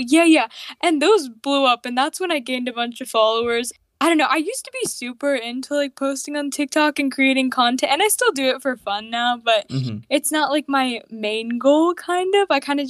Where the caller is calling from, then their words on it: Charlotte, North Carolina, United States; I live in Charlotte, North Carolina, in the United States.